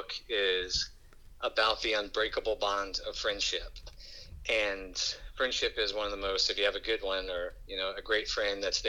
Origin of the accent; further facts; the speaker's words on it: Hammond, Louisiana, United States; we grew up on Lee Hughes Road out in Baptist, Louisiana, which is like less than a mile outside of the city limits for Hammond